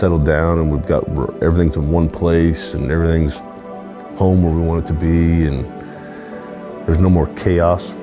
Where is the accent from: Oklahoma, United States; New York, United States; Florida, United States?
Oklahoma, United States; Edmond; born in Edmond, Oklahoma. Been around this part of the country pretty much my entire life.